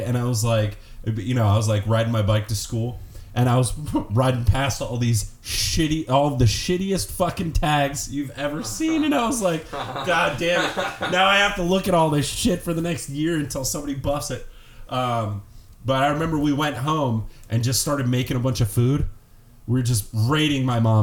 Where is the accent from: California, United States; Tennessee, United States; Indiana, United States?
California, United States; Oakland; growing up in Oakland